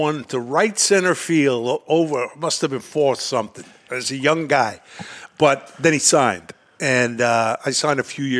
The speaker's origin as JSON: {"language": "English", "town": "New York City", "region": "New York", "country": "United States", "tie": "born or raised there", "said": "Brooklyn, New York."}